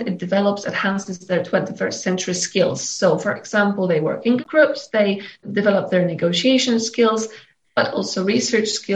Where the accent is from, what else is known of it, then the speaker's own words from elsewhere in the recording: Poland; I'm from Poland.